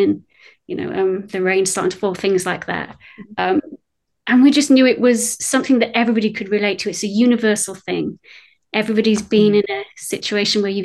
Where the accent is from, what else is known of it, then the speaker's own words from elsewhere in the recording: United Kingdom; accent: British; also born or lived in Wales; you can tell from my accent, I'm British